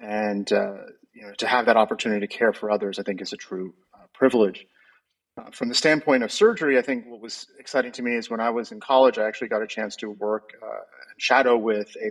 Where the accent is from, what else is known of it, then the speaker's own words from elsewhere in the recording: New Jersey, United States; moved away as an adult; also born or lived in New York City, United States / Chicago, United States; now in Dallas, United States; I grew up in the Northeast in the New Jersey area.